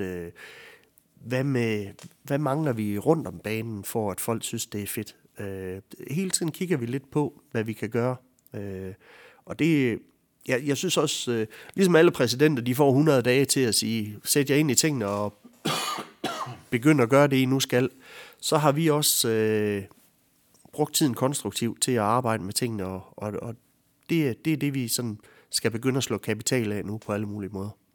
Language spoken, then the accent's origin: Danish; Ansager, Southern Denmark, Denmark; jeg er en sindig vestjyde ude fra Ansager